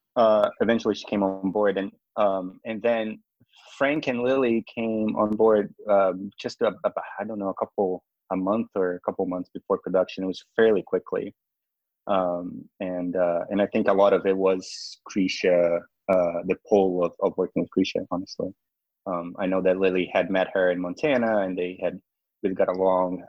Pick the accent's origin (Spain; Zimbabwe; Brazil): Brazil; now in United States; I'm not from the U.S. originally. I'm from Brazil